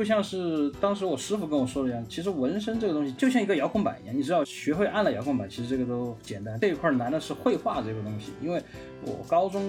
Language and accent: Chinese; Chengdu, Sichuan, China; 嗯，大家好，我是来自成都的